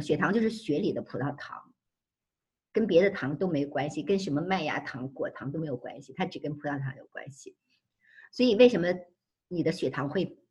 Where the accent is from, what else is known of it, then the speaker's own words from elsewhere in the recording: Beijing, China; now in United States; 我们北京人